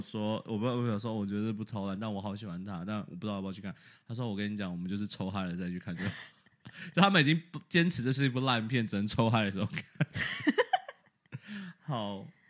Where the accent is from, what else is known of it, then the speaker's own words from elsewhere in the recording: Taiwan; now in United States; 我们台湾人